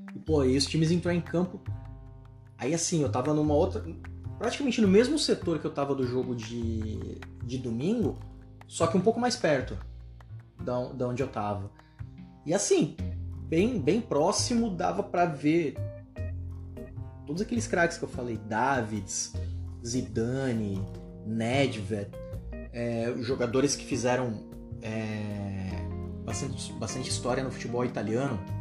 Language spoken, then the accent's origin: Portuguese; Brazil; also born or lived in São Paulo; eu sou brasileiro